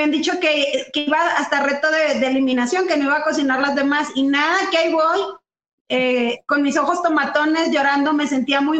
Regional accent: Mexico; como todo mexicano, pues no nos queda más que trabajar

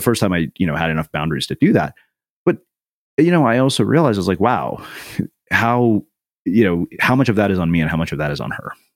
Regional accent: a small Texas town, United States; as an Indian kid in a small Texas town

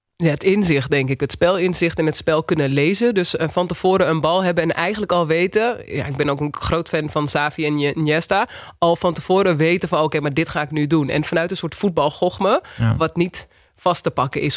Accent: Wilnis, Utrecht, Netherlands; also born or lived in Uithoorn; ik kom uit Uithoren, Wilnis, Argon

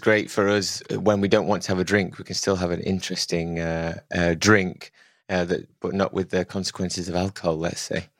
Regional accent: England, United Kingdom; I'm English

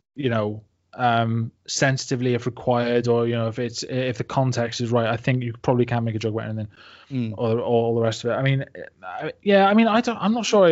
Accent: Barry, Wales, United Kingdom; moved away as an adult; also born or lived in village near Cardiff, Wales / Manchester, England; I came from like a dead sleepy village just outside of Cardiff right and and um, before that I was you know like born and raised in Barry

